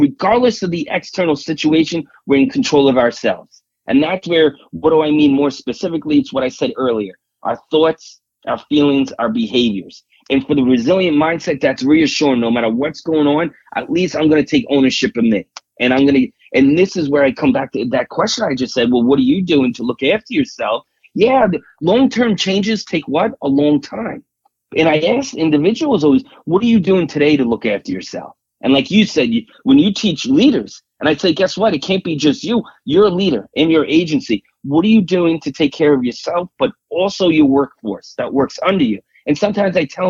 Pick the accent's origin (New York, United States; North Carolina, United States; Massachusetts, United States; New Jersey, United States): New York, United States; accent: New York; I'm from New York